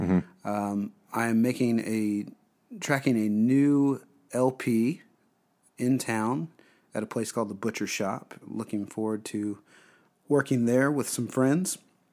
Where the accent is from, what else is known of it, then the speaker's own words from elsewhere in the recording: Texas, United States; I grew up in the great state of Texas.